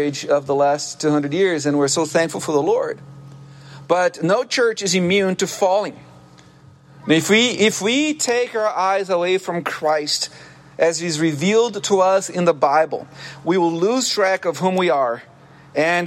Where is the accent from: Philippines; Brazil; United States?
Brazil; moved away; I used to work as a lifeguard growing up in Brazil on the beach, the ocean